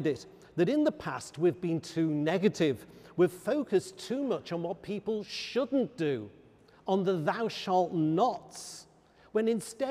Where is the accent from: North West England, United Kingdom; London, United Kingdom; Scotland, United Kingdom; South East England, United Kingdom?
North West England, United Kingdom; Liverpool; I come from Liverpool